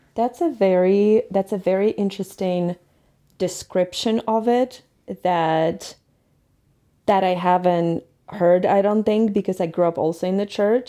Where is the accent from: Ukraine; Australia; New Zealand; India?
Ukraine; moved away as an adult; now in Colorado, United States; I'm from Ukraine and I'm always gonna be Ukrainian, but United States, and especially Colorado, since I've lived here, since I got here, will always be my second home